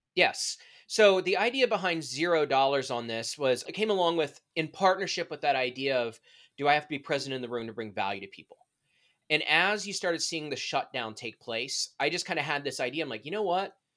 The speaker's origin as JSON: {"language": "English", "area": "D.C.", "region": "Maryland", "country": "United States", "also_born_or_lived": "Indiana", "moved": "as an adult", "said": "I'm originally from Maryland, outside Washington, D C, so my entire family was there"}